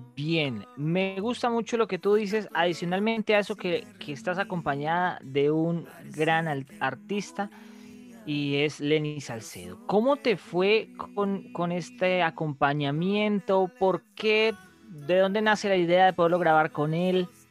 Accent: Colombia; como la sabemos dar los colombianos

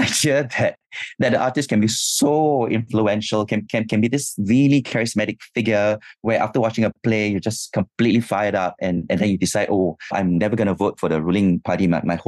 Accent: Singapore; growing up in Singapore

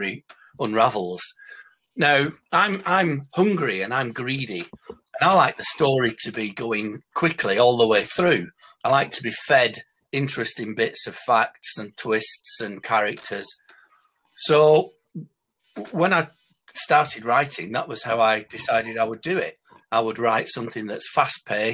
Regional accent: Bolton, North West England, United Kingdom; I'm from Bolton in Lancashire

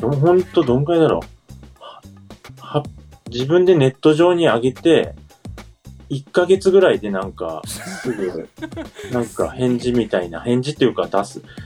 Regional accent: Kyushu, Saga, Japan; 僕、九州が実家なんですよ。地元九州で、佐賀っていうところなんですけど

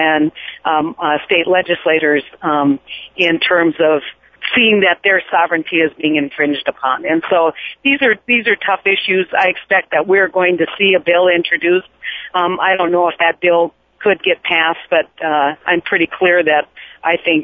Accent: North Dakota, United States; I come from North Dakota

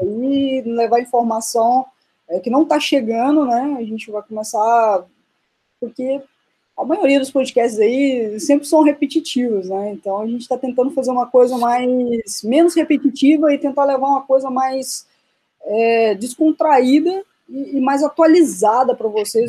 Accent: Minas Gerais, Brazil; now in Limerick, Ireland; eu sou de Minas, né? sou mineirinha aí do, do queijo e da cachaça.

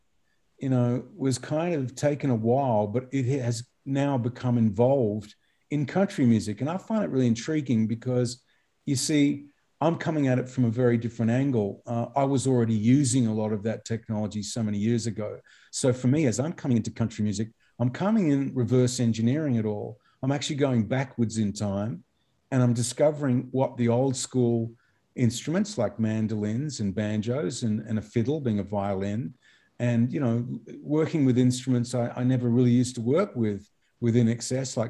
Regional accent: Australia; as an Australian

